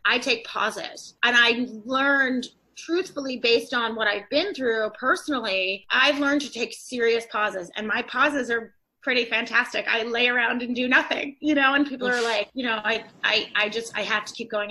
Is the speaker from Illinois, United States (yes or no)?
no; Atlanta, Georgia, United States; moved away as an adult; I'm originally from Atlanta. I moved up to this area after I went to college